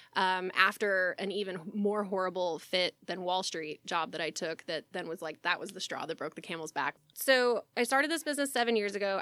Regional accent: Texas, United States; growing up in Texas

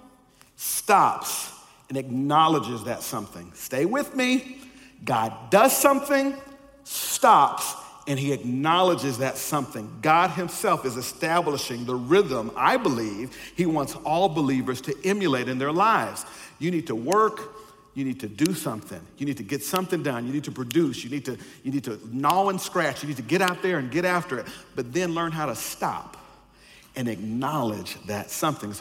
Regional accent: the South, United States; I'm from the South and they had old fundamentalists there

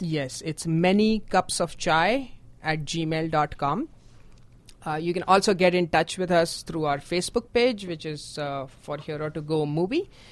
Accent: India; moved away; I am from India.

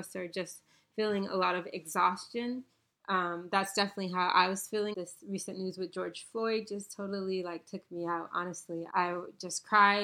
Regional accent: Bahamas; moved away; I was born in the Bahamas and grew up as a Baha'i

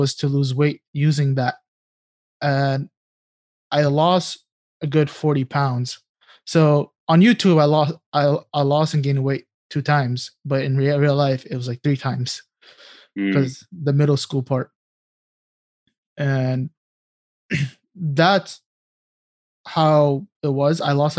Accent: New York City, New York, United States; growing up in New York City, the public schools, you're provided with lunch and breakfast.

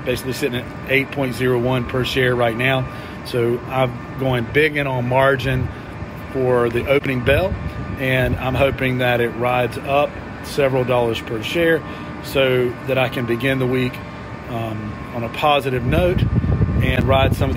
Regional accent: Shelby, North Carolina, United States; my hometown of Shelby, North Carolina

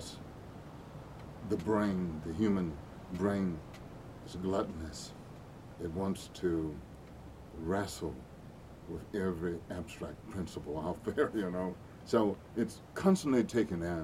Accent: Bogalusa, Louisiana, United States; growing up in that city, Bogalusa, Louisiana

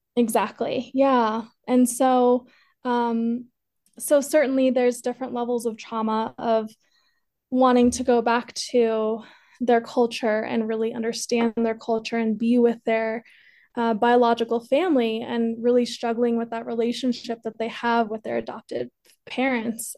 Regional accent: Colorado, United States; also born or lived in Peru; I was adopted from Peru, uh, raised here in Colorado

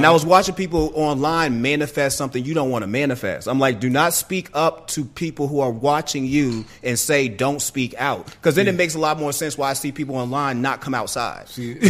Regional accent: Boston, Massachusetts, United States; now in Georgia, United States; I'm a Bostonian

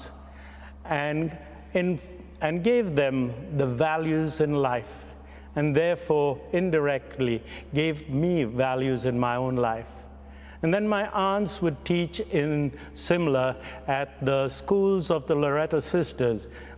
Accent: Guyana; also born or lived in Mumbai, India; now in Canada; I was born in Bombay, bred in Guyana, and buttered in Canada

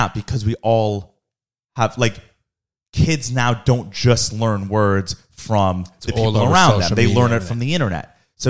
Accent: Florida, United States; even though I grew up in Florida, but the town I grew up in is mostly New Yorkers, so that's just the way it is.

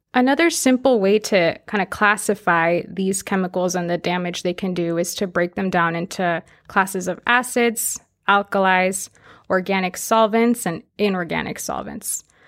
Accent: Fresno, California, United States; I'm actually from Fresno

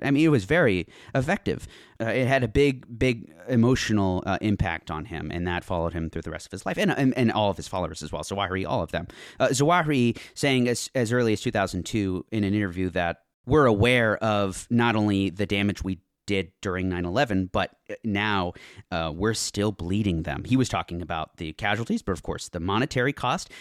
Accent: United States; as an American growing up

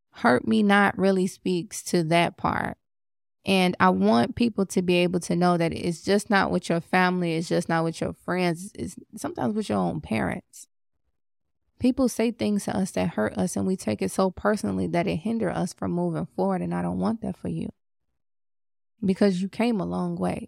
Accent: Chicago, Illinois, United States; I'm from Chicago

